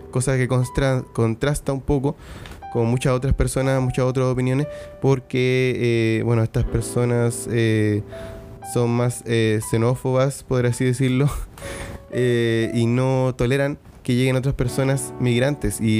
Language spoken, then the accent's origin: Spanish; Iquique, Tarapacá, Chile; soy iquiqueño, soy chileno, tengo 34 años a día de hoy